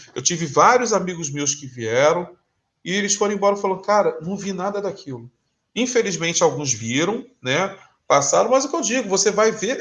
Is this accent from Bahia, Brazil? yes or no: no; Rio de Janeiro, Brazil; also born or lived in São Paulo; eu sou do Rio de Janeiro